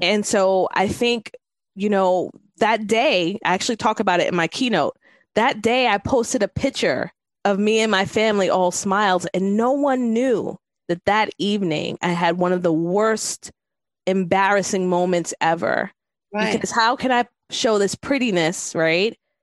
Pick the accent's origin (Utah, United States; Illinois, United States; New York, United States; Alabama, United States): New York, United States; New York City; I'm from New York City